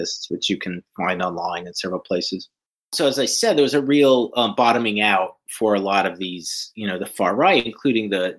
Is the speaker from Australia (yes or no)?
no; Atlanta, Georgia, United States; I grew up in Atlanta